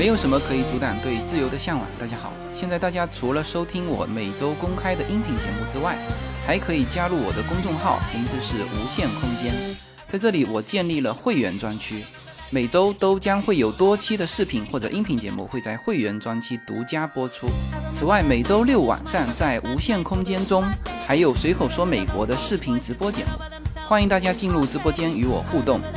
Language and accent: Chinese; China; 我们中国人曾经持有美国国债最多